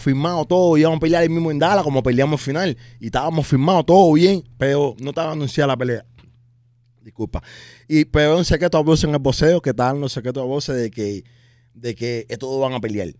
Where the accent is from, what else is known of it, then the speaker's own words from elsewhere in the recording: Cuba; moved away; yo soy un boxeador cubano